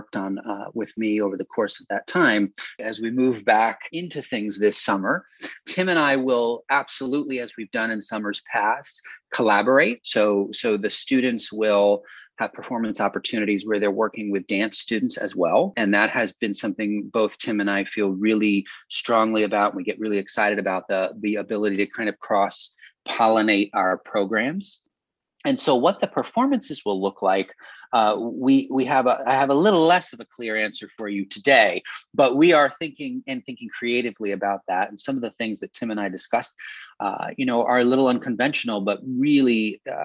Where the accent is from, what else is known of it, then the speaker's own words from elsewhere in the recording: Northeastern Pennsylvania, United States; moved away; I'm from Northeastern Pennsylvania, and so it also feels like a little bit of a return to home every summer